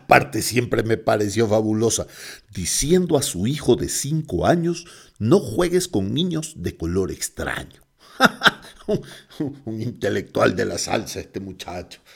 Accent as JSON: {"language": "Spanish", "town": "Guayaquil", "region": "Guayas", "country": "Ecuador", "also_born_or_lived": "Quito, Ecuador", "moved": "yes", "said": "yo soy guayaquileño"}